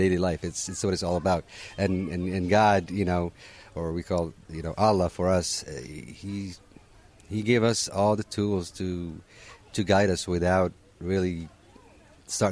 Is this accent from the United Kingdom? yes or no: no; Morocco; now in Orlando, United States; I was born and raised in Morocco